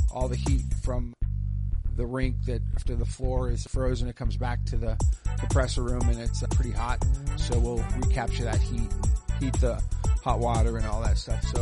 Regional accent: Boston, Massachusetts, United States; moved away as an adult; now in Dayton, United States; Boston. I moved here in 1988 owned a few businesses. My first hockey situation here in Dayton was at Sports Plus. You know, I played hockey in Boston.

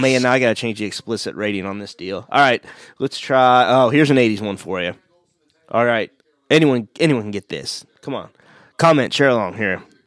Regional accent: Missouri, United States; I'm from Missouri

